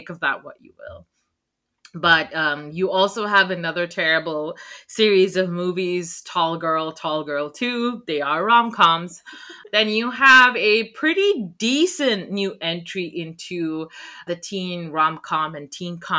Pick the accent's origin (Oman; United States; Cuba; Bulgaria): Oman; I grew up in Oman.